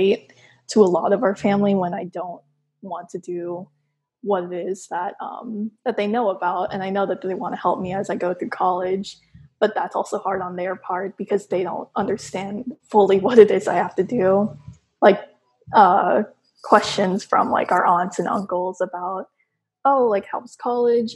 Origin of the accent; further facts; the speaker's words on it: Texas, United States; I grew up in Texas